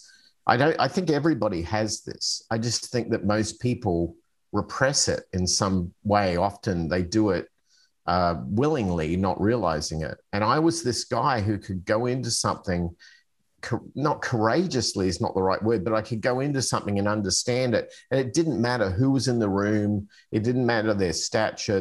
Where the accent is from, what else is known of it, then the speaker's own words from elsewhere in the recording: Adelaide, South Australia, Australia; moved away as an adult; also born or lived in Arizona, United States; I'm originally from Australia. I've come from a city on the south central coast called Adelaide